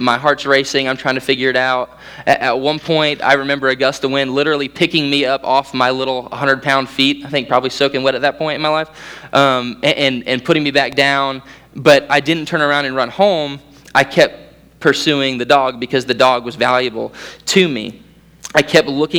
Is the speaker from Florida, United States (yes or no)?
yes; Central Florida, United States; as a Central Floridian, we had 4 hurricanes come through in like 2 weeks.